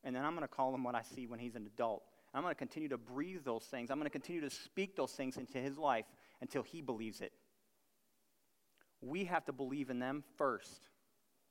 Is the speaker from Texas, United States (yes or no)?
no; Buffalo, New York, United States; I'm from Buffalo, New York.